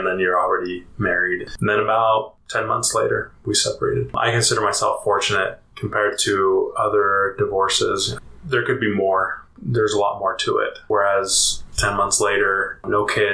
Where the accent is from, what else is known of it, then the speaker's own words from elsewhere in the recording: Utah, United States; also born or lived in Colorado; I grew up mostly here in Utah and a little bit in Colorado.